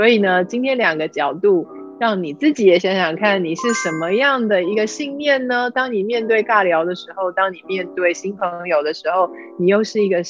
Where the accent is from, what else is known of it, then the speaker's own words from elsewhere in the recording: Taiwan; 虽然我们都讲一样的语言，虽然我们都是呃台湾长大的，对不对？